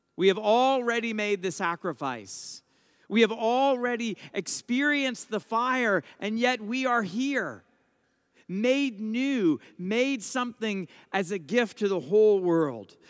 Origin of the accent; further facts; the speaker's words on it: United States; I'm an American, I'm a priest